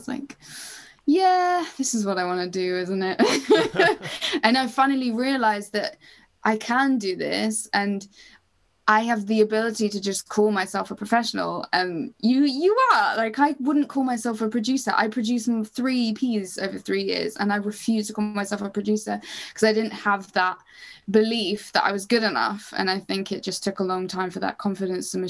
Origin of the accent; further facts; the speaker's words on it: Cambridge, East of England, United Kingdom; Cambridge, which is my hometown, which is kind of small.